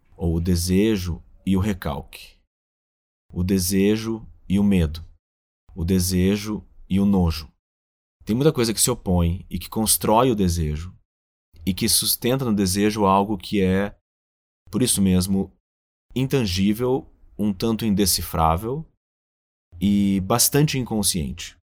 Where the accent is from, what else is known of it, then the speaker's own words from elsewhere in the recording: Rio Grande do Sul, Brazil; moved away; also born or lived in São Paulo; eu sou gaúcho